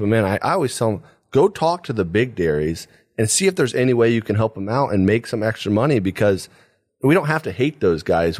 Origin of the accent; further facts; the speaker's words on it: Paulding County, Ohio, United States; I grew up here in Paulding County my whole life